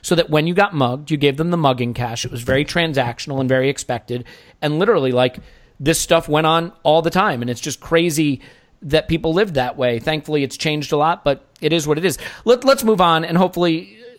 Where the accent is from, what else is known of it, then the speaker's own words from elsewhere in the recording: United States; as an American